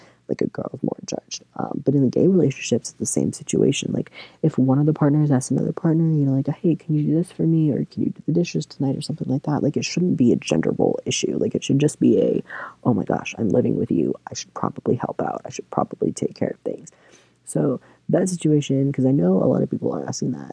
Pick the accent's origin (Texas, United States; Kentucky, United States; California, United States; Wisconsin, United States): Kentucky, United States; moved away as an adult; now in Michigan, United States; I grew up in Kentucky